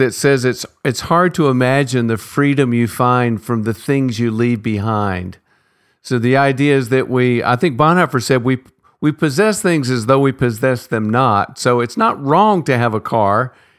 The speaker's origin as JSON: {"language": "English", "country": "United States", "said": "as an American"}